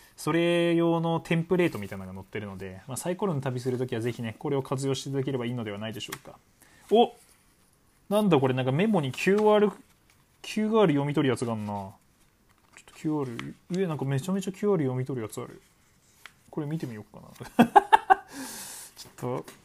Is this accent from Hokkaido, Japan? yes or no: yes; Hokkaido, Japan; 北海道民としてもね